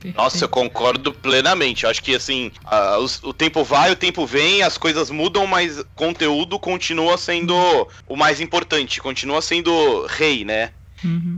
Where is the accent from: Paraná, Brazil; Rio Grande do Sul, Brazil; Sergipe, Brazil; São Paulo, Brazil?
São Paulo, Brazil; Santos; now in São Paulo, Brazil; Eu não, eu não sou daqui de São Paulo, né? Eu sou de, de Santos, que é aqui pertinho, no litoral